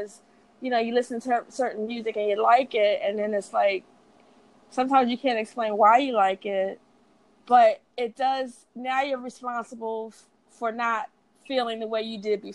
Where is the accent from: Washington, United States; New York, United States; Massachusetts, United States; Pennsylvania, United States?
Pennsylvania, United States; Philadelphia; also born or lived in Dallas; I was raised in Philadelphia